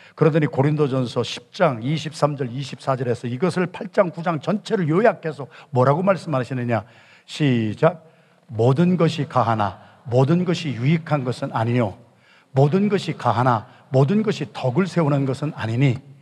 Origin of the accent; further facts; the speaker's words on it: Yesan, South Chungcheong, South Korea; 저는 충청남도 예산군 예산읍 신흥동 314번지에서 바람이 몹시 불던 밤에 태어난 충청도 진골인데